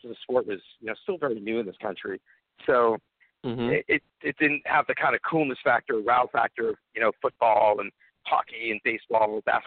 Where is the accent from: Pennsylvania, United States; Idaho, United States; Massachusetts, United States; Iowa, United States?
Massachusetts, United States; Chelmsford; I grew up in Chelmsford, Massachusetts